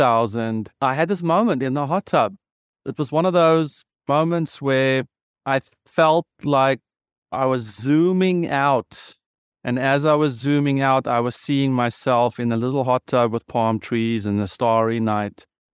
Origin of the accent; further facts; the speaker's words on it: South Africa; I am a South African. I am a white South African. I'm a male South African. I was privileged in my education, South African.